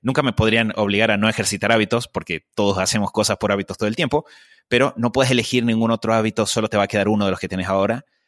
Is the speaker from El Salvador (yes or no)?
no; Argentina; Yo eh, crecí eh, en Argentina